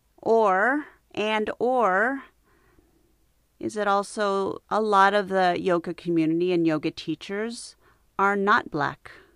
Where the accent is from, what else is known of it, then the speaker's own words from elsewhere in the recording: United States; I was born in the United States. My parents were not.